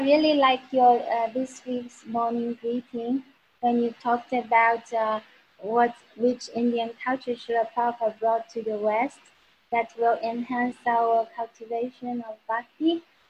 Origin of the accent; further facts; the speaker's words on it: China; I am from China